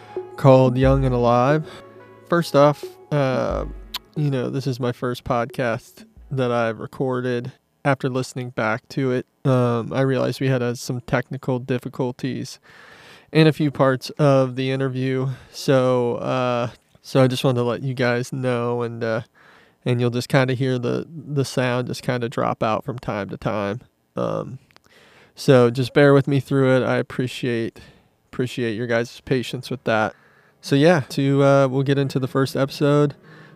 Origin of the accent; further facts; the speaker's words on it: Midwest, United States; We had that thing in common where we're both from the Midwest, yeah. A small town, not a lot of things to do.